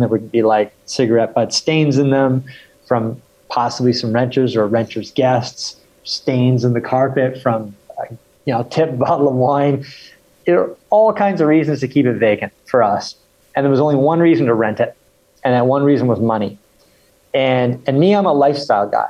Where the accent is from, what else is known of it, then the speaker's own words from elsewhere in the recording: Victoria, British Columbia, Canada; also born or lived in England; I was born in England and I grew up in Canada. So I was raised in Canada and it was on the west coast, a place called Victoria, British Columbia